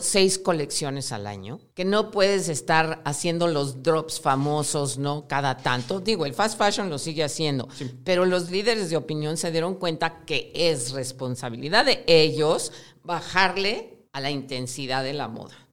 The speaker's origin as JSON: {"language": "Spanish", "country": "Mexico"}